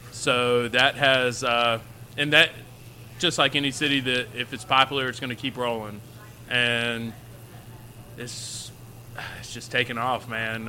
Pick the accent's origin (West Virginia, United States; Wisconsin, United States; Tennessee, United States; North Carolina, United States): North Carolina, United States; Oxford; also born or lived in Raleigh, North Carolina; I'm originally from Oxford. Not technically. I was born in Raleigh. Moved here when I was very young.